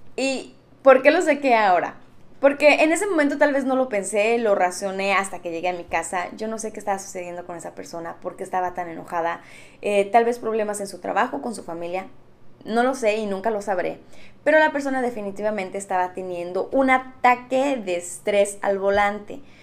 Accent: Mexico; siendo mexicanos

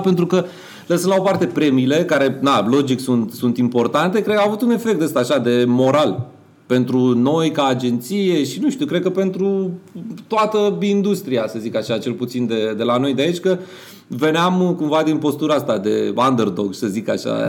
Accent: Romania; noi ca români

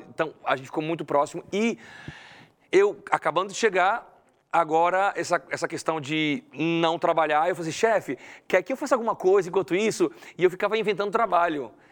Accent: Brazil; moved away as an adult; now in Spain; eu sou brasileiro

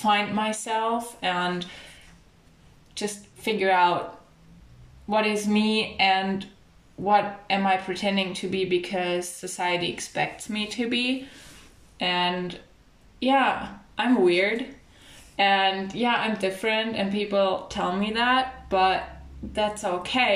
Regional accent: Germany; growing up in Germany, which is really like a multicultural society

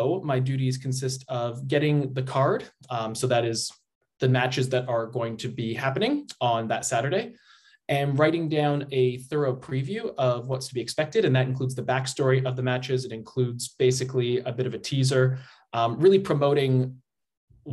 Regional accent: Canada; moved away as an adult; also born or lived in Australia; I'm from Canada originally.

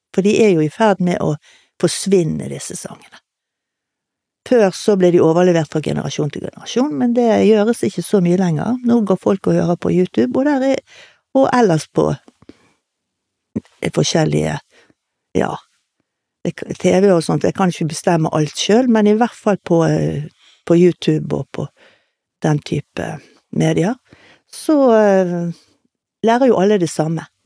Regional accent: Bergen, Vestland, Norway; also born or lived in Tromsø / Laksevåg; født og oppvokst i Åsane

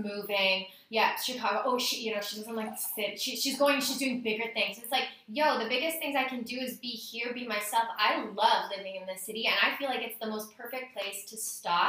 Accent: Saskatoon, Saskatchewan, Canada; also born or lived in Regina; this is where I grew up

